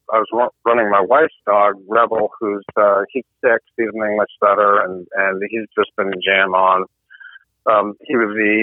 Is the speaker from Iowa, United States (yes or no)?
no; Meriden, Connecticut, United States; I grew up in the Connecticut River Valley, so we were surrounded by all the gun companies. I was born in Meriden, which is where Parker shotguns were made